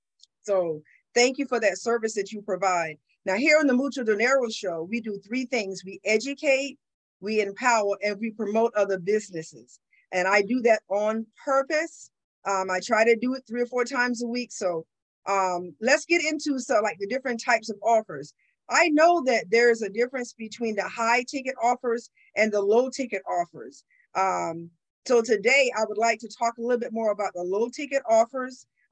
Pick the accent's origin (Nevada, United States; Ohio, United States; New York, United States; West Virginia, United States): Nevada, United States; This is Saturday morning in America. I'm hailing from Nevada.